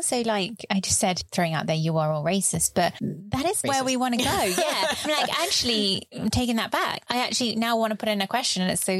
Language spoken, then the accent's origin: English; United Kingdom; As a British person.